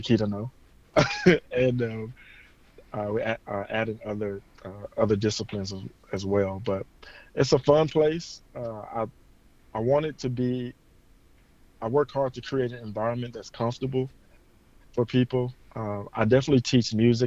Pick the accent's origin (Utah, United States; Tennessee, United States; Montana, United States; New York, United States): Tennessee, United States; Memphis; now in Las Vegas, United States; I'm originally from Memphis, Tennessee, born and raised there, and now I live in Las Vegas